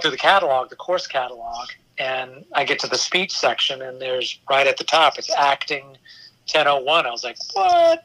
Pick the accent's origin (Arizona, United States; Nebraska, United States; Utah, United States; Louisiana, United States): Louisiana, United States; Houma; moved away; also born or lived in Baton Rouge; I'm from Houma